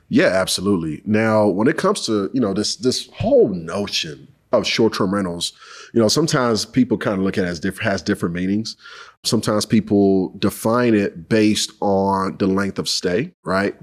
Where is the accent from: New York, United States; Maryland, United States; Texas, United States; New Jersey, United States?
Texas, United States; Houston; I'm from Houston, H Town, H Town for my folks